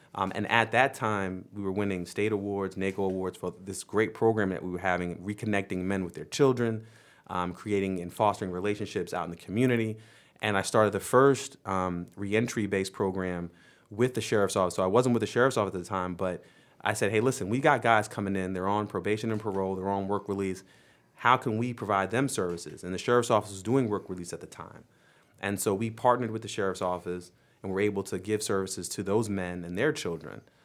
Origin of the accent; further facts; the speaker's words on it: New York, United States; moved away; my home state